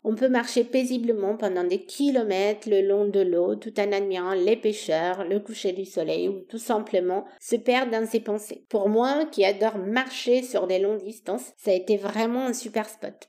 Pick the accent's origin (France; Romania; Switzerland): Romania; Bucharest; French is a second language; moved away as an adult; Je suis née en Roumanie où j'ai grandi jusqu'à mes 20 ans.